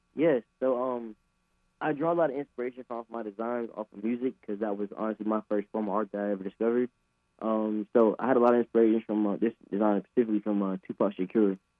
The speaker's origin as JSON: {"language": "English", "town": "Apex", "region": "North Carolina", "country": "United States", "said": "I'm from Apex, mm-hmm. like, like right down the road uh, a suburb of Raleigh"}